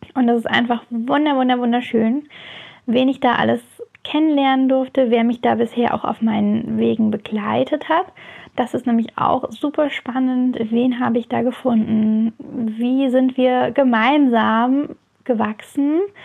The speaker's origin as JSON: {"language": "German", "area": "near Heidelberg", "region": "Baden-Württemberg", "country": "Germany", "said": "ich komme aus der Nähe von Heidelberg"}